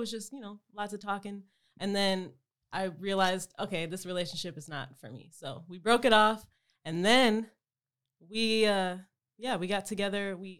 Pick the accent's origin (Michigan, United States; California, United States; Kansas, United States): Michigan, United States; Detroit; moved away; And I was in Michigan. I'm from Detroit.